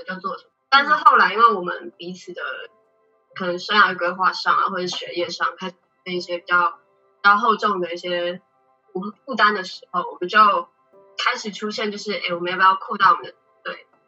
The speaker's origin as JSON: {"language": "Chinese", "country": "Taiwan", "said": "我是来自台湾的"}